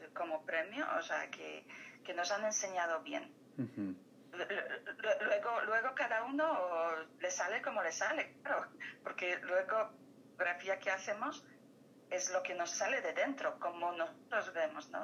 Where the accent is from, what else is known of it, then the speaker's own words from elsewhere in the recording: Poland; moved away; mi país natal es Polonia